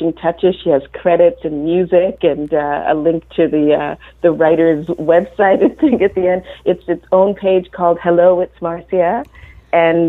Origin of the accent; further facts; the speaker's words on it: Jamaica; moved away; I was born in Jamaica, and kids go to school really young